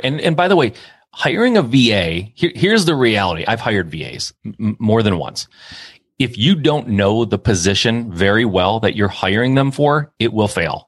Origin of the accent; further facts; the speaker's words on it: Michigan, United States; I'm from Michigan. Most people are in the automotive industry here